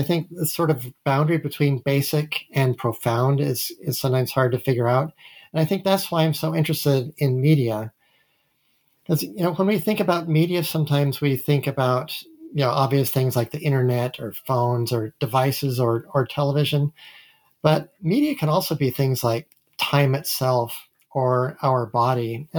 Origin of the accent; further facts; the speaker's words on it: Massachusetts, United States; also born or lived in Utah; I was born in Utah. I grew up in Massachusetts.